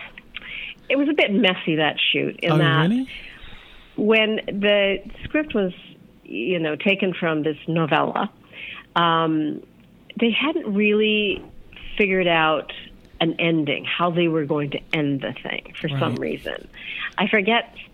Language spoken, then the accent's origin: English; Edmonton, Alberta, Canada; moved away as an adult; also born or lived in London / United States; I grew up in Edmonton, Alberta, in Canada.